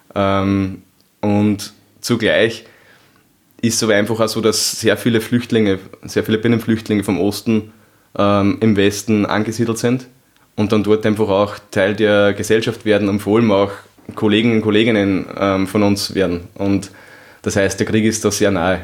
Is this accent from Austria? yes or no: yes; Upper Austria, Austria; Ich komme aus Oberösterreich